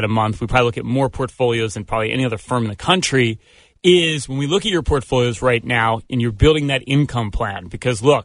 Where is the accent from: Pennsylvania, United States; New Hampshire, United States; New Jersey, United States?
Pennsylvania, United States; Philadelphia; we're from Philadelphia.